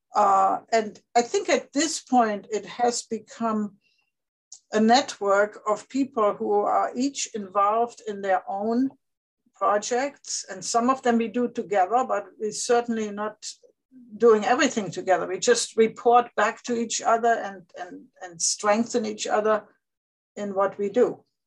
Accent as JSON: {"language": "English", "country": "Germany", "tie": "born or raised there", "moved": "yes", "said": "growing up in Germany"}